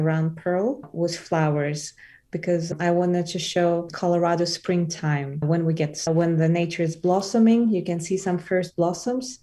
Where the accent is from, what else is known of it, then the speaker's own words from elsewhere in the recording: Elista, Kalmykia, Russia; also born or lived in Moscow, Russia / New York, United States; now in Boulder, United States; I was born in a place called Elista. It's the capital of Kalmyk Republic.